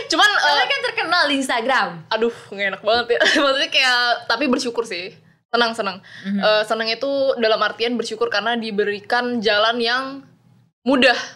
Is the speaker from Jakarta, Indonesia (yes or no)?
yes; Jakarta, Indonesia; Cuma mereka kayak ngerantau gitu ke Jakarta, jadi aku lahirnya di Jakarta sih.